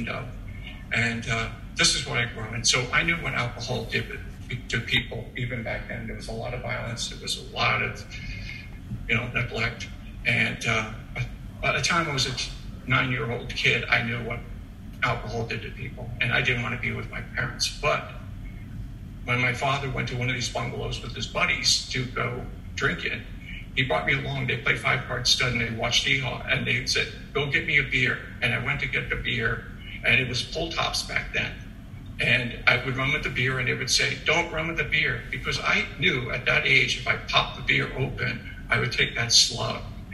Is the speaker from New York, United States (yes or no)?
yes; New York City, New York, United States; I was originally born from Staten Island.